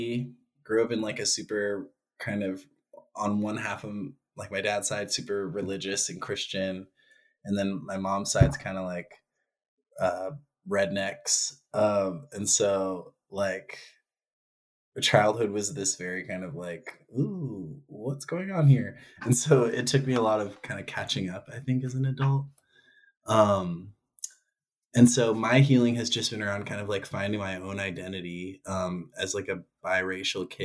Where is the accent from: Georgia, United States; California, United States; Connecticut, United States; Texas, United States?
California, United States; Vallejo; moved away as an adult; also born or lived in Eugene, Oregon / Corvallis, Oregon; now in Portland, United States; I was born in Vallejo, moved up here, or I lived in California until I was graduated high school, and then I moved to Oregon in 2009